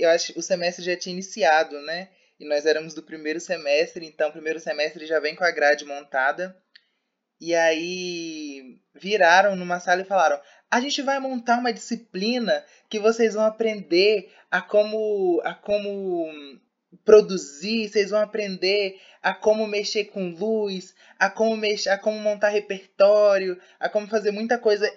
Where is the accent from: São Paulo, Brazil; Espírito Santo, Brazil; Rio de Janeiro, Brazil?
Espírito Santo, Brazil; Vitória; moved away as an adult; now in Feira de Santana, Brazil; Sou de Vitória, do Espírito Santo, e vim para a feira para estudar